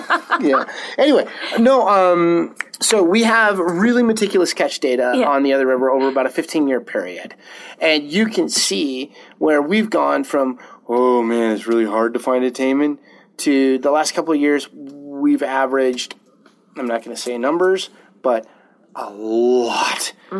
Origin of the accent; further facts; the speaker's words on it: Montana, United States; I grew up in Montana.